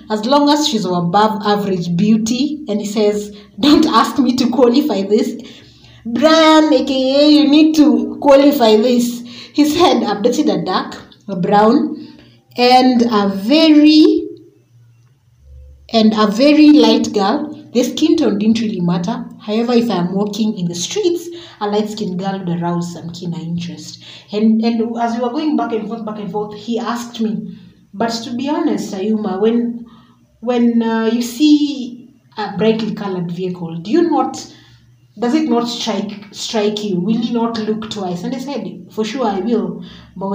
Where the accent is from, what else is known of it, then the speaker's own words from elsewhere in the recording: Kenya; we're Kenyan